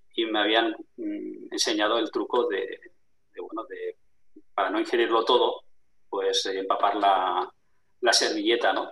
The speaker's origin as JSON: {"language": "Spanish", "town": "Barcelona", "region": "Catalonia", "country": "Spain", "tie": "born or raised there", "moved": "as an adult", "lives_now": "La Rioja, Spain", "said": "yo me crié en Barcelona, pero vivo en, La Rioja"}